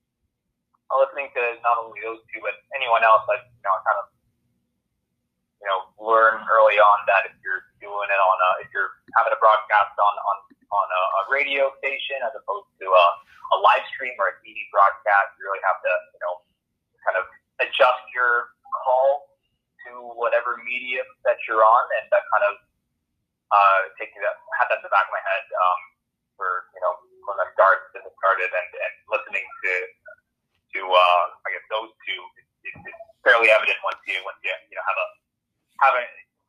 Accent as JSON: {"language": "English", "town": "Abbotsford", "region": "British Columbia", "country": "Canada", "moved": "as an adult", "lives_now": "Powell River, Canada", "said": "where I'm from"}